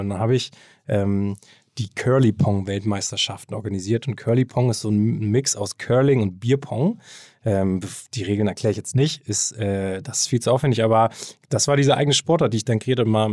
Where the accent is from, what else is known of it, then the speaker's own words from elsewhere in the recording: Hamburg, Germany; also born or lived in Kiel; ich bin ähm, gebürtiger Hamburger, bin hier aufgewachsen, äh, zur Schule gegangen